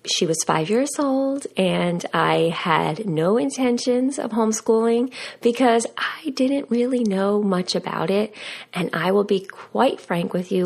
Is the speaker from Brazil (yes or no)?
no; United States; moved away; we grew up right outside of New York City